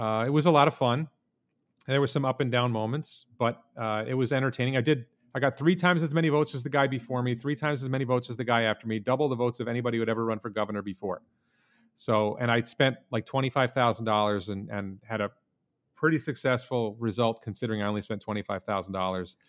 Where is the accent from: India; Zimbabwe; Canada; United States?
United States; Guilderland, New York; also born or lived in Houston, Texas / Stanford, California / Japan; I mostly grew up in the Albany, New York area, in the town